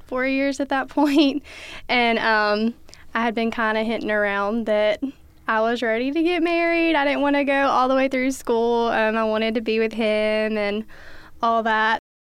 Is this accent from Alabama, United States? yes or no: yes; Alexandria, Alabama, United States; I'm from Alexandria, Alabama